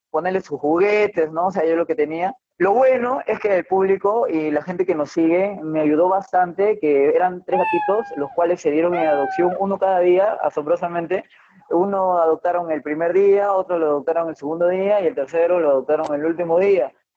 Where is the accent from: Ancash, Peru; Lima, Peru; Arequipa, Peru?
Ancash, Peru; Chimbote; now in Moquegua, Peru; yo soy de Chimbote, de Chimbote, del norte, norte del Perú